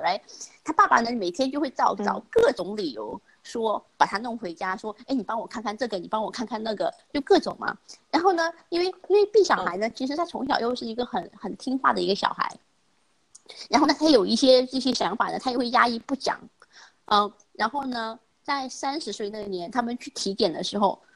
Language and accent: Chinese; China; moved away as an adult; also born or lived in United States; 我们从小在中国那个成长的环境里面